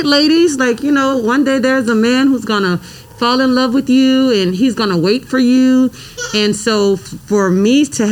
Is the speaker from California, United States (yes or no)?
no; New Orleans, Louisiana, United States; moved away; also born or lived in Atlanta / Nashville; I'm actually from the Tent Ward. I was I was born on Annunciation Street